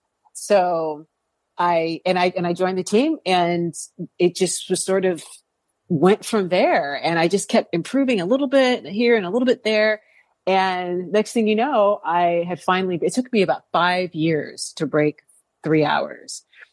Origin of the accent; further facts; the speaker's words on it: California, United States; I'm from California, so insurance is a huge deal out here.